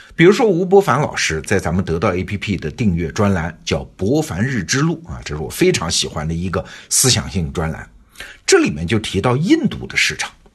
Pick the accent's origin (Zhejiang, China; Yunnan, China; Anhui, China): Anhui, China; Wuhu; 三只松鼠诞生在安徽芜湖，也就是我老家